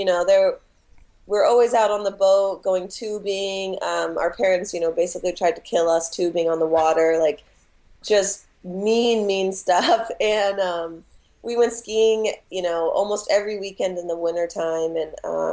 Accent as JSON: {"language": "English", "town": "Spokane", "region": "Washington", "country": "United States", "tie": "born or raised there", "moved": "as an adult", "lives_now": "Seattle, United States", "said": "I grew up in Spokane, Washington, which is 4 hours east of Seattle"}